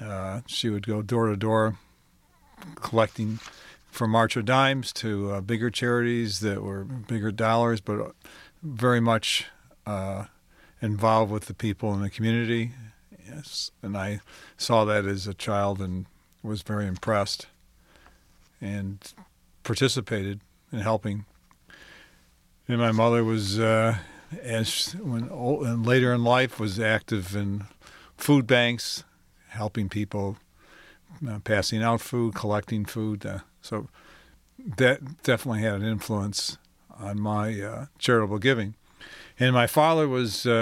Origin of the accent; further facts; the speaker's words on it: Detroit, Michigan, United States; I had a pretty basic, normal life growing up in Detroit